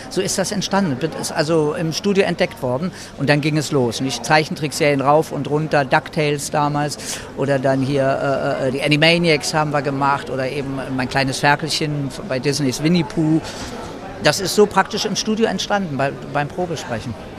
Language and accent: German; Berlin, Germany; also born or lived in Madrid, Spain; Mein Papa war Spanier und ich bin in Madrid geboren worden, bin dann aber als Baby, als Kind nach Deutschland, nach Berlin gekommen